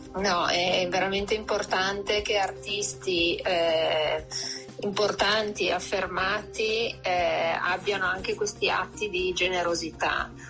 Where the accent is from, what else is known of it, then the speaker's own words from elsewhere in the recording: Brescia, Lombardy, Italy; da Bresciana